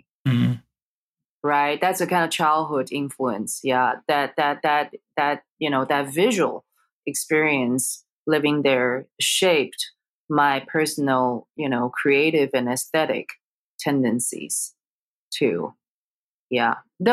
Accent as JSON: {"language": "English", "country": "Taiwan", "tie": "born or raised there", "moved": "yes", "said": "I grew up in Taiwan. My parents are from China"}